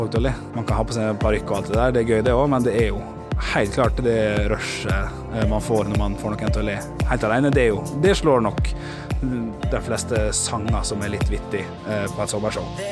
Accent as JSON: {"language": "Norwegian", "town": "Ålesund", "region": "Møre og Romsdal", "country": "Norway", "tie": "born or raised there", "moved": "yes", "lives_now": "Oslo, Norway", "said": "å være her i Ålesund. og som er min hjemby"}